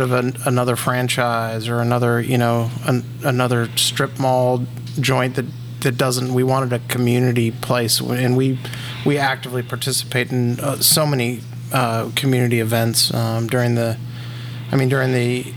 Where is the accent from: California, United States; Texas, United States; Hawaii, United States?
California, United States; moved away as an adult; now in San Antonio, United States; I was born and raised in California until we came here in 2007